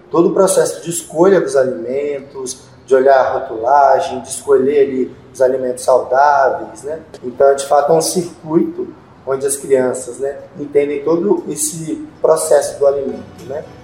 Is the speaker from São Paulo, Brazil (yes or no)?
no; Montes Claros, Minas Gerais, Brazil; Eu sou de Montes Claros. Eu já mexi, eu mexi muito com horta lá. Aí eu vim pra cá e morava na rua aqui